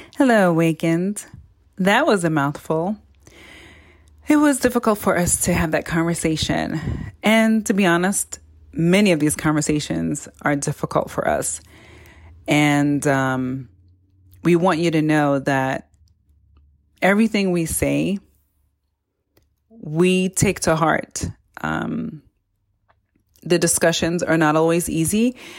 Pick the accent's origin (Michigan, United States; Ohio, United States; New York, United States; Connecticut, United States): New York, United States; New York City; I'm a New Yorker